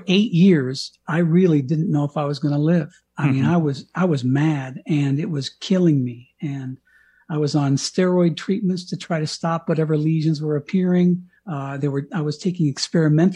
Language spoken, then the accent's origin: English; Colorado, United States; moved away as an adult; also born or lived in Miami, Florida / Washington, D.C.; I had already moved out to Colorado, to my hometown, very small little Colorado town